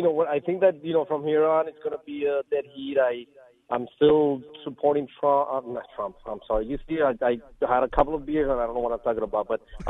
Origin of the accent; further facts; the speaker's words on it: Colombia; now in United States; It's sometimes I think of me as an immigrant. I moved from Colombia about 34 years ago.